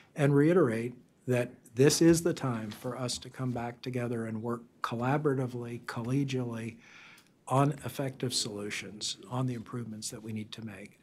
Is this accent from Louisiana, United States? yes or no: yes; South Louisiana, United States; moved away; I grew up in South Louisiana